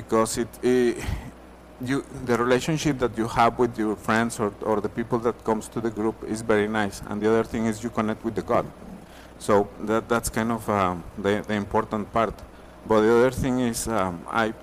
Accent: Torreón, Coahuila, Mexico; moved away as an adult; now in United States; I grew up in Mexico, a city called Torreon. It's in the north, Coahuila

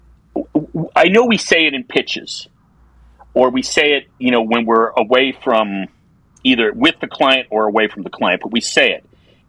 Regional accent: New York, United States; I grew up in New York

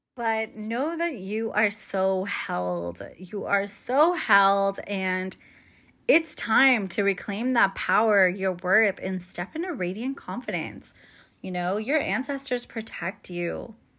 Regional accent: United States; born and raised as an American, right? First generation American

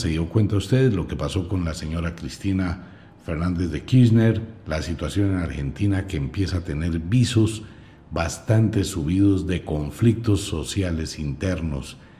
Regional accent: Colombia; quiero a mi tierra con todo el alma

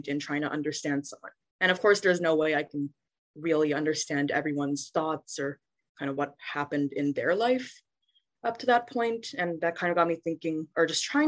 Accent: Vancouver, British Columbia, Canada; moved away as an adult; now in Nashville, United States; I was born and raised in Vancouver, Canada.

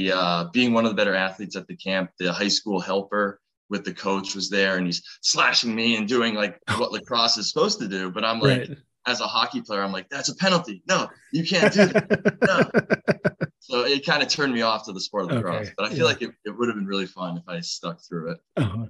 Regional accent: New England, United States; That was me growing up in New England.

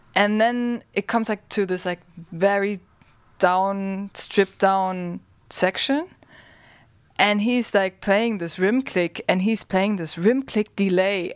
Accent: Germany; I grew up in Germany.

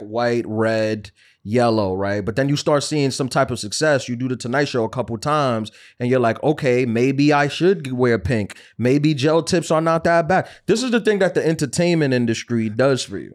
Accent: New York, United States

